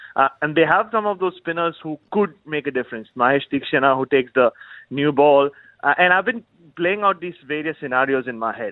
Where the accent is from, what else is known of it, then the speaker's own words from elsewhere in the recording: India; growing up in India